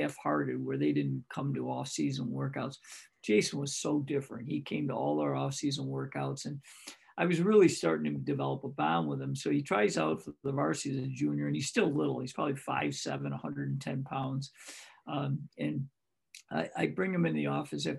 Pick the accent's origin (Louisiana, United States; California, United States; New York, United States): New York, United States; Greece; my hometown in Greece